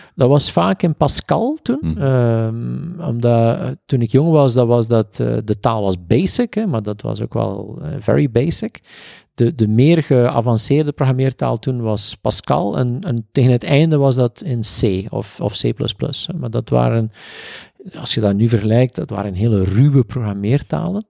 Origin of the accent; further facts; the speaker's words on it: East Flanders, Belgium; wij komen uit Oost-Vlaanderen